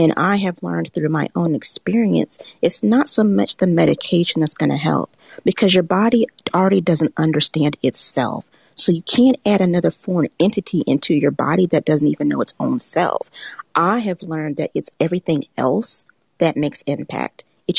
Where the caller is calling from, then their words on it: Macon, Georgia, United States; I'm calling in from Macon, Georgia, about an hour south of Atlanta.